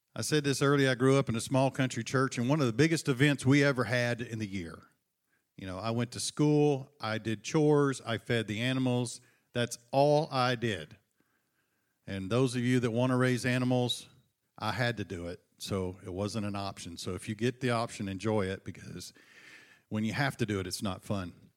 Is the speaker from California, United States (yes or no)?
no; Buna, Texas, United States; my hometown, uh, the beautiful metropolis of Buna, Texas